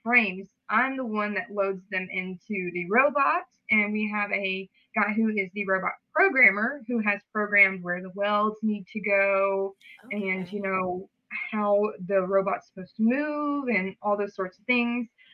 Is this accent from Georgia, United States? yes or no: yes; Hogansville, Georgia, United States; I'm from Hogansville, Georgia. Super small town